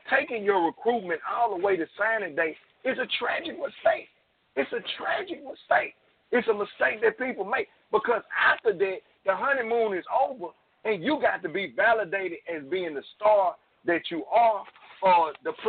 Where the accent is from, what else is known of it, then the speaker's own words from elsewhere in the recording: North Louisiana, United States; I'm from North Louisiana